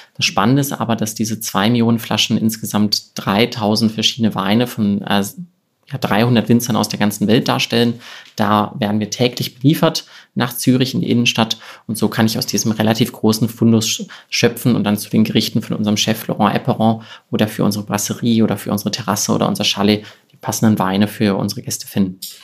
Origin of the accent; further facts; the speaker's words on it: Cologne, North Rhine-Westphalia, Germany; moved away as an adult; also born or lived in Wiesbaden / Rheingau; damals noch in Köln in meiner Heimat